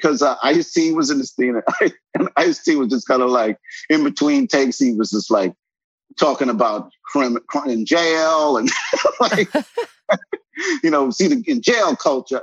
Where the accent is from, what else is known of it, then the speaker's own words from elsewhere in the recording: New York, United States; I'm born and raised in New York